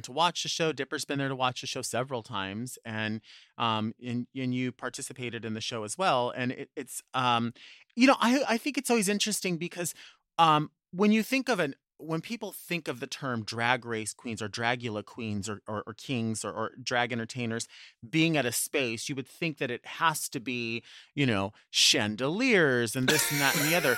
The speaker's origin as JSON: {"language": "English", "town": "Long Beach", "region": "California", "country": "United States", "tie": "born or raised there", "said": "it's kind of like my hometown"}